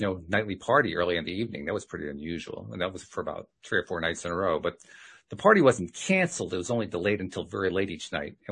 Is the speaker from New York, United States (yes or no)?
yes; Schenectady, New York, United States; I was from Schenectady, New York